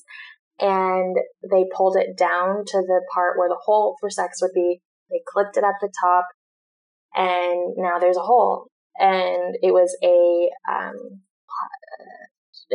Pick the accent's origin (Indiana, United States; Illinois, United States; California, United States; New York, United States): California, United States; Newport Beach; also born or lived in Orange County; growing up in Newport Beach